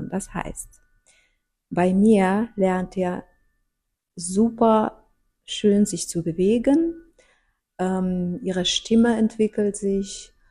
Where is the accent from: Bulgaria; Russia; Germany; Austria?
Russia; German is a second language; ich komme aus Russland und ich habe viel erlebt äh, und natürlich, wir haben das damals in Sowjetunion waren wir nicht so